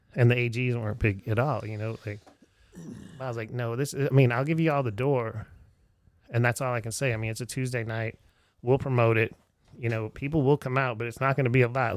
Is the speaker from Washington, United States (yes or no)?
no; Erie, Pennsylvania, United States; moved away; I'm back in my hometown of Erie, Pennsylvania